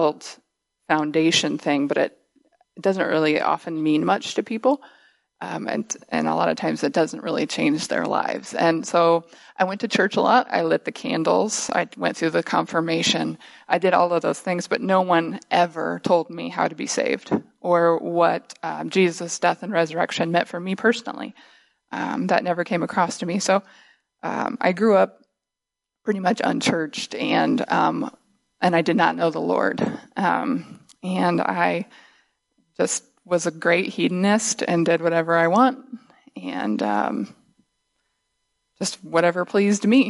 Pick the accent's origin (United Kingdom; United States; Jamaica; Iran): United States; Northwest Missouri; now in Michigan, United States; I grew up in Missouri, in Northwest Missouri, in a little farm town there